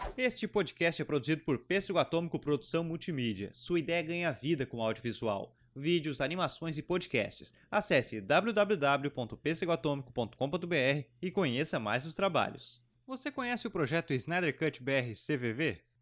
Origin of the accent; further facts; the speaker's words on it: Santa Catarina, Brazil; also born or lived in Rio Grande do Sul; eu nasci no Rio Grande do Sul, mas vim com meses aqui para Santa Catarina